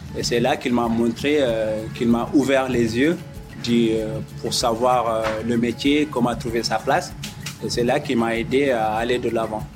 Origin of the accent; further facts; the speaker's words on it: Mauritania; also born or lived in Mali / Senegal; now in France; je viens de, la Mauritanie